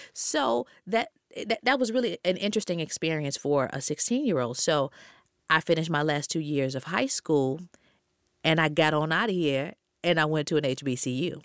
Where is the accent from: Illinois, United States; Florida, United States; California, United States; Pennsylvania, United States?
Illinois, United States; Chicago; born or raised there; moved away; also born or lived in Minneapolis